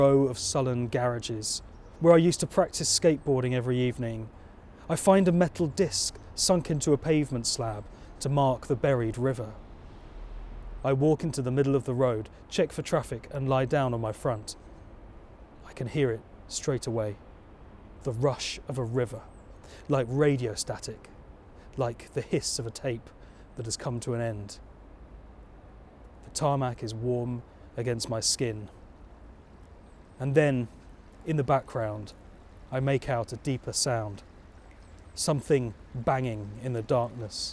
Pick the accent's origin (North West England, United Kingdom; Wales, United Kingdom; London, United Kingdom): London, United Kingdom; growing up in South London on the banks of the lost river Ephra